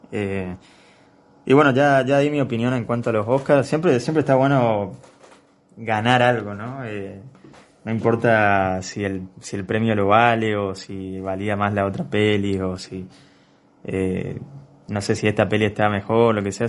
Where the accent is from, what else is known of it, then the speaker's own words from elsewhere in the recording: Argentina; yo lo, lo, veo como un argentino